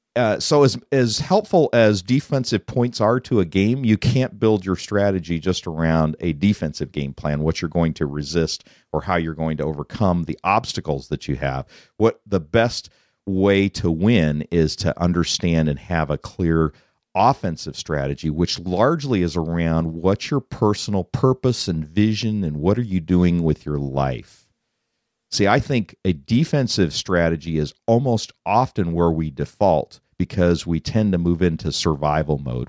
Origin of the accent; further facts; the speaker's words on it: Colorado, United States; moved away; I grew up in Colorado